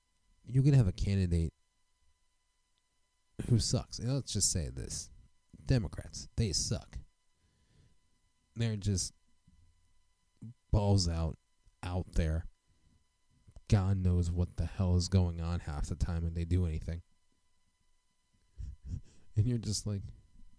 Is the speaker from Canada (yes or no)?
no; United States; as an American citizen